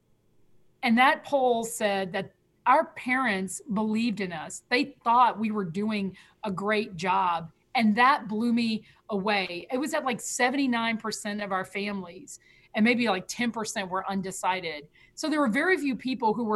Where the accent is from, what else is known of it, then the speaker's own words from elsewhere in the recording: Selma, Alabama, United States; now in Atlanta, United States; from Selma, Alabama